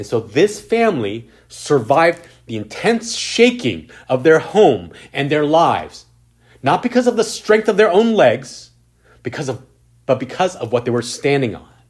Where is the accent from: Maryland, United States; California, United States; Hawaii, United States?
California, United States; As a Californian